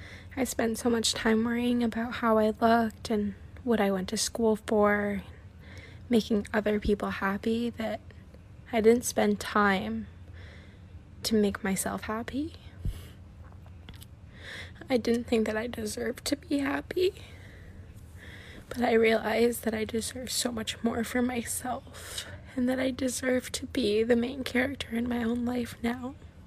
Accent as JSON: {"language": "English", "country": "Canada", "said": "I'm from Canada."}